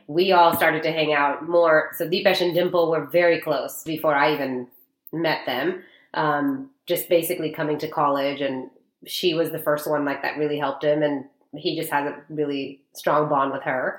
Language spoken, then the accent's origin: English; Dallas, Texas, United States; I was born and raised in Dallas.